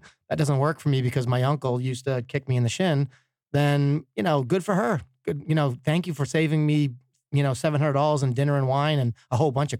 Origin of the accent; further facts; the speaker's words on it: East Coast, United States; But I'm from the East Coast. I'm a Yankee.